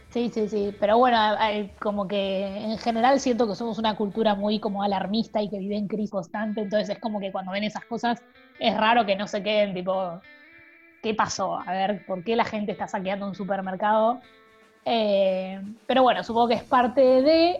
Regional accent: Argentina; siendo argentinos

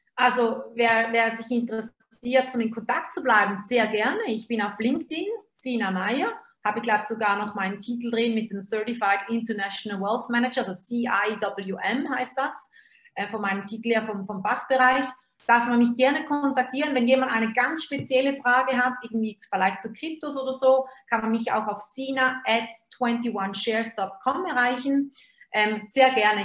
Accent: Switzerland; Also ich bin Schweizerin, komme mal nicht auf, aus Deutschland

